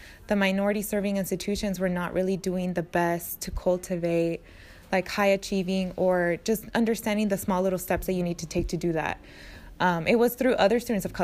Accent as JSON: {"language": "English", "town": "Napa", "region": "California", "country": "United States", "tie": "born or raised there", "also_born_or_lived": "Mexico", "said": "I grew up in Napa"}